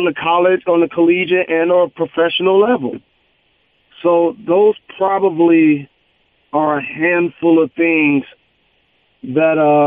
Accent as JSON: {"language": "English", "town": "Detroit", "region": "Michigan", "country": "United States", "tie": "born or raised there", "said": "my hometown of Detroit"}